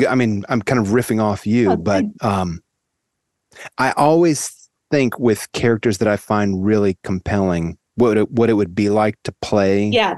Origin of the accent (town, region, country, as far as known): United States